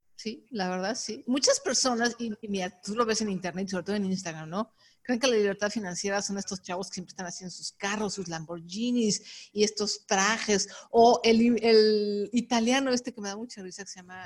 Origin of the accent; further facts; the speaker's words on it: Mexico; decimos aquí en México, el trabajo Godín